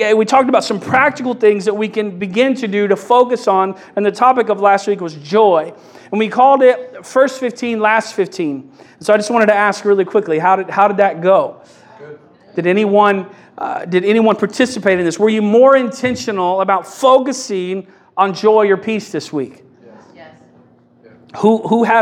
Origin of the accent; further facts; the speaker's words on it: Kentucky, United States; I'm from Kentucky